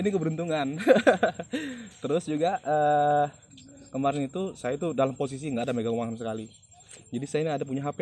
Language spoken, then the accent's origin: Indonesian; East Kalimantan, Indonesia; alhamdulillahnya saya orang Kalimantan Timur dua orang yang lolos ke Bekasi